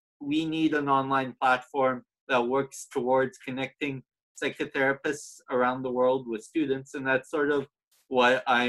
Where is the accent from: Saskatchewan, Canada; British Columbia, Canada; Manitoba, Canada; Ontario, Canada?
Ontario, Canada; Toronto; moved away as an adult; now in Ireland; I'm actually from Toronto